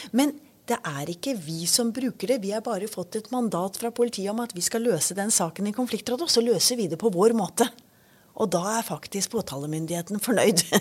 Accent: Kristiansand, Agder, Norway; Kristiansand, der jeg kommer fra

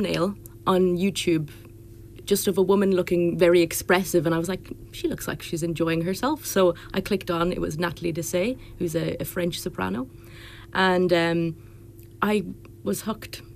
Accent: Drogheda, Leinster, Ireland; I am from Drogheda

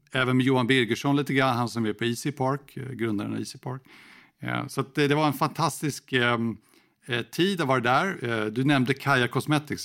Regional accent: Sweden; moved away as an adult; also born or lived in Moscow, Russia / Kyiv, Ukraine; jag är ju svensk och pratar inte flytande ryska.

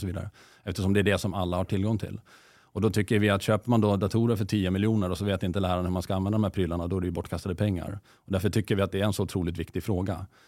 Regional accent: Åland Islands; now in Sweden; är dessutom född på Åland, så jag har ju gått i det finska skolsystemet själv.

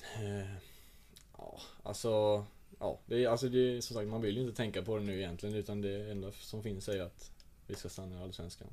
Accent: Rödeby, Blekinge, Sweden; jag kommer inte från Rödeby utan jag kommer från en liten, liten by utanför Rödeby

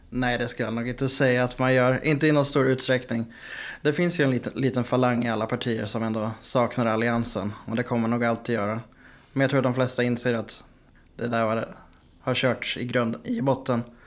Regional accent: Västerås, Västmanland, Sweden; now in Gothenburg, Sweden; Jag bor i Göteborg. Jag är från Västerås

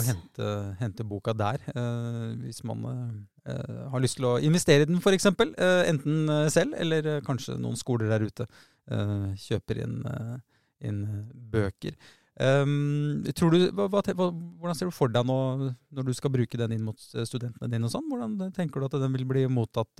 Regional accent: Oslo, Norway; Jeg vokste opp på Tveita

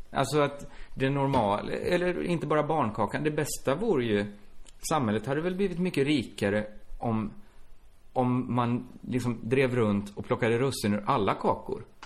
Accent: Borås, Västra Götaland, Sweden; Borås, som är min hemstad

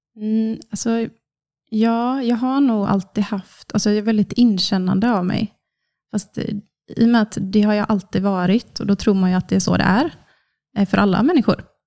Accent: Kungsbacka, Halland County, Sweden; jag är snart 30, från Kungsbacka, som ligger strax söder om Göteborg. Uppvuxen på en bondgård med mamma, pappa och två syskon.

